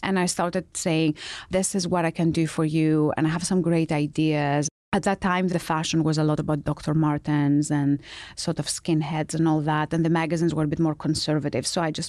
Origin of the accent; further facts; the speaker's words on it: Greece; now in London, United Kingdom; I was born in Greece.